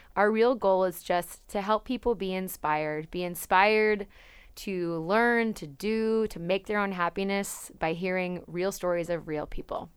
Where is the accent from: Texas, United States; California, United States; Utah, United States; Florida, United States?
California, United States; Napa; I'm from Napa, California. Um, and I grew up in a small town.